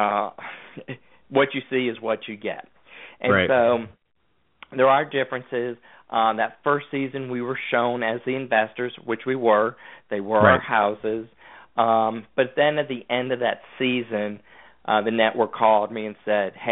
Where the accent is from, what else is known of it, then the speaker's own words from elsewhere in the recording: Connecticut, United States; moved away; also born or lived in Georgia; I grew up in Connecticut.